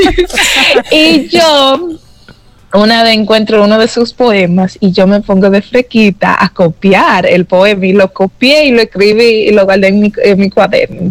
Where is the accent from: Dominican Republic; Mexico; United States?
United States; New York; moved away; yo crecí en Nueva York sin familia